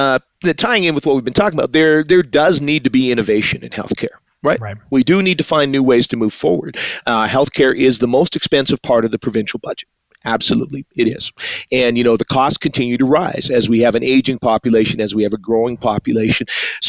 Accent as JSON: {"language": "English", "town": "Edmonton", "region": "Alberta", "country": "Canada", "tie": "born or raised there", "said": "Born and raised in Edmonton. My father came up from Trinidad in 1967. My mom's family came over from the Netherlands in 48. So they met at a little church here in Edmonton. This is where I was born and raised. Grew up sort of in the Christian"}